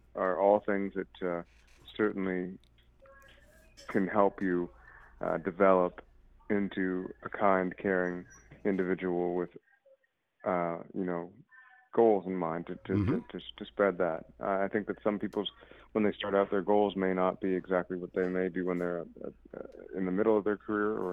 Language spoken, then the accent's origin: English; Toronto, Ontario, Canada; I'm from Toronto, Canada. I'm part Mohawk and West Indian.